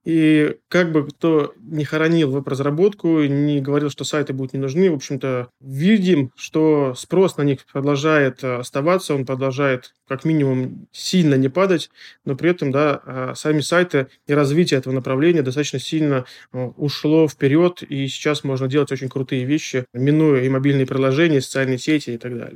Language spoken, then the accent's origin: Russian; Smolensk, Smolensk Oblast, Russia; Наша студия Смоленская, я из Смоленска